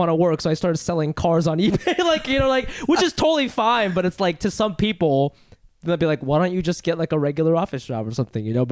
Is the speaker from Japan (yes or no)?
yes; Funabashi, Chiba, Japan; born there; Uh, I was born in Funabashi, Chiba, in Japan.